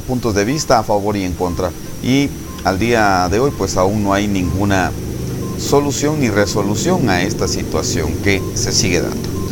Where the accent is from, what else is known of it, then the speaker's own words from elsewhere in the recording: Guatemala; como guatemaltecos